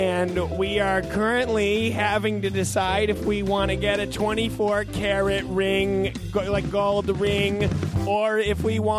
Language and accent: English; Kansas, United States; Oh, hello. We're from Kansas.